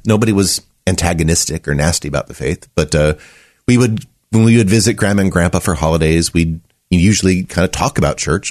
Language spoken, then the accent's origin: English; Running Springs, California, United States; I grew up in Southern California, a place called Running Springs